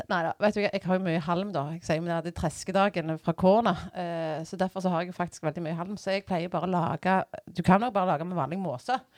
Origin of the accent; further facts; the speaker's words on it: Bjørheimsbygd, Rogaland, Norway; now in Randaberg, Norway; Uh, jeg, sier, jeg er fra Bjørheimsbygd. Uh, eh, jeg syns det er så kjekt når jeg har kommet uh, Jeg sier Bjørheimsbygd, jeg sier ikke Strand eller jeg sier ikke Tau eller Jørpeland.